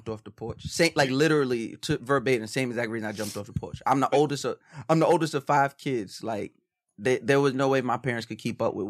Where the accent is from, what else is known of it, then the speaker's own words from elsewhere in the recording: Long Island, New York, United States; because I grew up on Long Island.